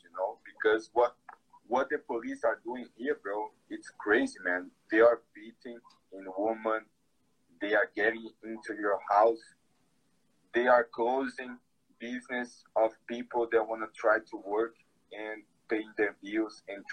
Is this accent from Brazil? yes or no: yes; Brazil; English is a second language; here in Brazil. It's my hometown, actually, but I don't live there anymore.